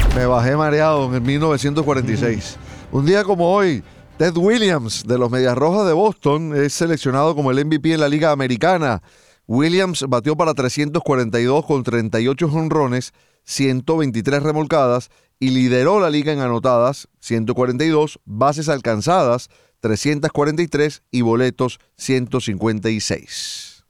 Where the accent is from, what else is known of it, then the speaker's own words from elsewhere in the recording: Venezuela; como venezolano